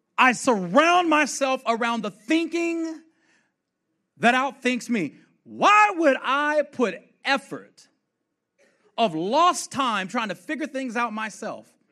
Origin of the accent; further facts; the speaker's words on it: Fort Worth, Texas, United States; I'm from Fort Worth, Texas, born and raised